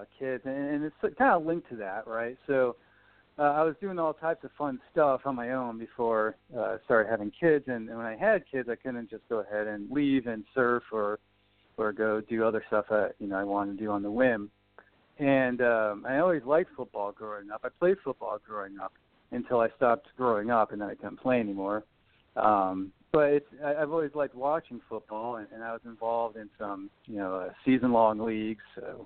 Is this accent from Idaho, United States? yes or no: no; Guilford, Connecticut, United States; moved away as an adult; also born or lived in New Haven, Connecticut; now in San Diego, United States; I grew up in a small shoreline town not a lot of people have heard of, Guilford